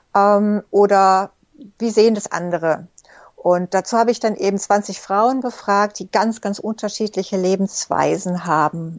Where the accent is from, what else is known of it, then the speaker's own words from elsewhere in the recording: Egypt; moved away; ich bin zum Beispiel in Ägypten geboren und aufgewachsen